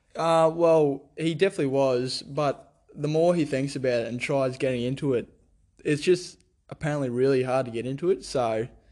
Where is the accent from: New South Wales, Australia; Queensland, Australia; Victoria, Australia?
Queensland, Australia; Theodore; also born or lived in France; I was born in Theodore